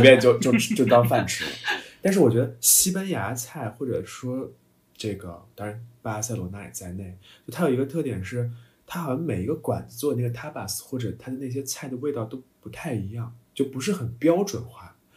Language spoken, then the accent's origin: Chinese; China; moved away; also born or lived in Toulouse; 在我国的某些一些南方城市，比如说上海啊什么